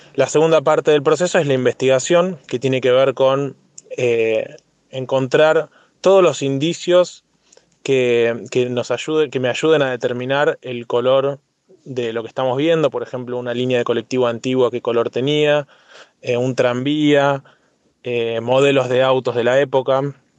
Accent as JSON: {"language": "Spanish", "country": "Argentina", "said": "nuestro patrimonio en Argentina, que tenemos un gran país"}